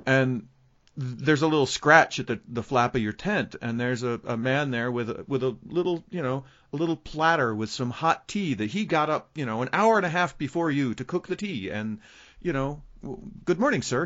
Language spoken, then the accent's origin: English; United States; as an American